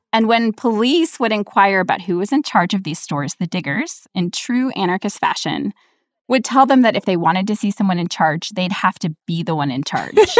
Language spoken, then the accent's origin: English; New York, United States; I grew up in New York where there, the Protestant population is not huge